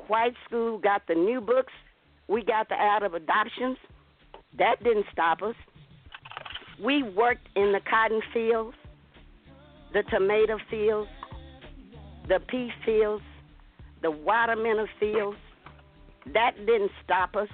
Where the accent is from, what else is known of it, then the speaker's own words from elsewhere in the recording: Atlanta, Texas, United States; We grew up in Atlanta, Texas, very prejudiced town.